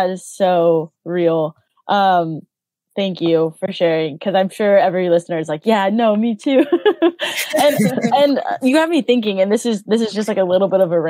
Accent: United States; moved away; I'm American.

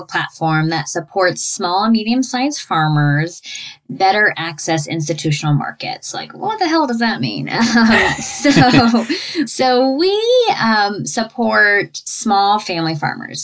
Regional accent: Ohio, United States; moved away; also born or lived in West Virginia / New York City; I grew up in Ohio

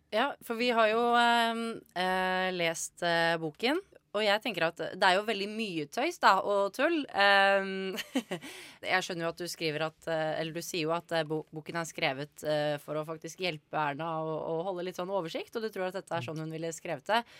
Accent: Bærum, Akershus, Norway; jeg er fra Bærum

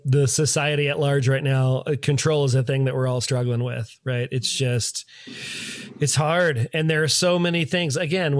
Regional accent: Washington, District of Columbia, United States; from my hometown ABC station in DC

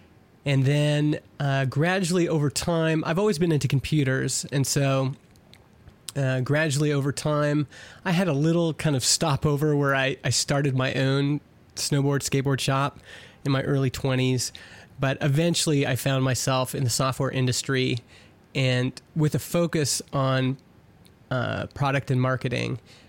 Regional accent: Edmonton, Alberta, Canada; born there; Yeah, I was born in Edmonton and went for university.

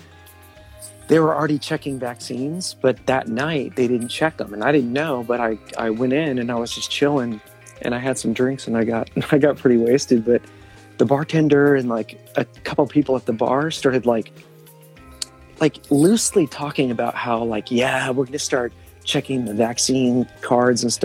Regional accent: outside of Austin, Texas, United States; also born or lived in Los Angeles, California; now in Milwaukee, United States; I'm from Texas, outside of Austin

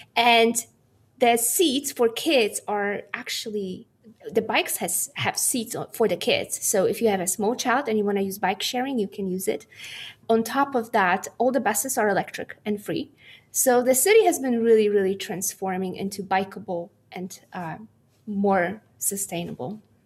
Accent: Poland; moved away as an adult; also born or lived in United States; now in Delft, Netherlands; I was born in Poland, and I grew up in a small Polish town

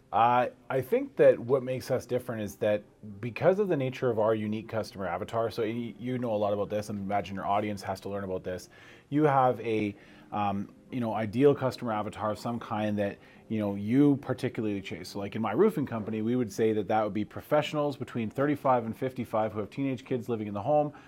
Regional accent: Canada; now in United States; I'm a Canadian trying to become a U.S. citizen

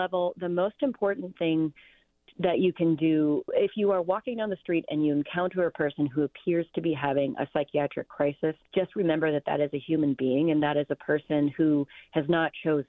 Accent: California, United States; hey, as a Californian, I do believe that it's important to intervene with compassion

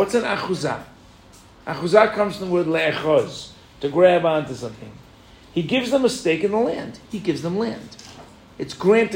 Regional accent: United States; now in Israel; I was born in America, I'm an American.

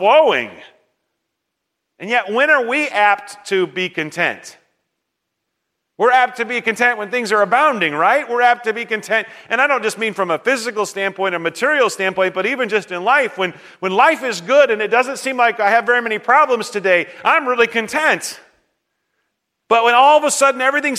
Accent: United States; for me as an American

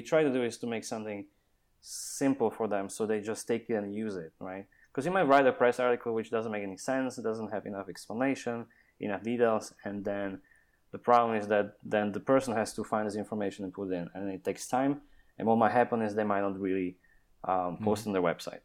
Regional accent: Slovakia; now in Austin, United States; I'm from Slovakia

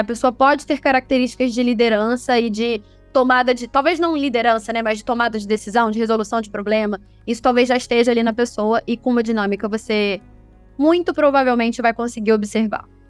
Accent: Rio de Janeiro, Brazil; eu sou carioca

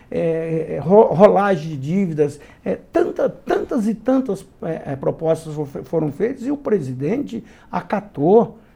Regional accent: Mato Grosso, Brazil; eu sou do Mato Grosso

